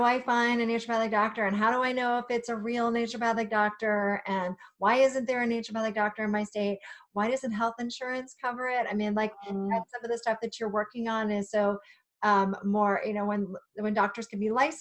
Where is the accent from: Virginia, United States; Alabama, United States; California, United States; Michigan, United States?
Virginia, United States; I grew up in Virginia